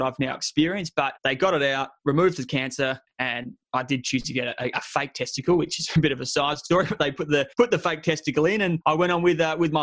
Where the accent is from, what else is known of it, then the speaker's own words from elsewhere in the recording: Adelaide, South Australia, Australia; moved away as an adult; my hometown of Adelaide